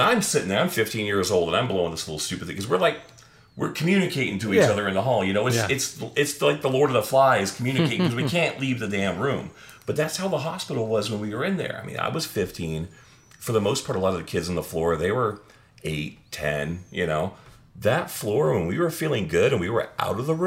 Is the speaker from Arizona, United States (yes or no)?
yes; Phoenix, Arizona, United States; moved away; Phoenix, Arizona. That's my hometown.